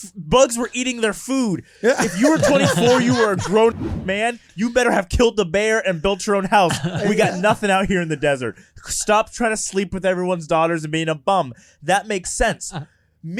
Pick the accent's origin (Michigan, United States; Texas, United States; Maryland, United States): Texas, United States; Cypress; moved away; I was from Cypress, Texas, and Cypress Ranch High School.